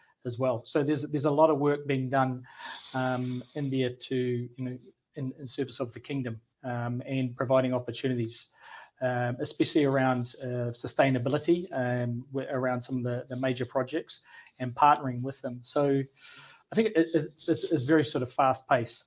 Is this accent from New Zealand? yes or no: yes; New Zealand; moved away as an adult; now in Saudi Arabia; something I grew up with in New Zealand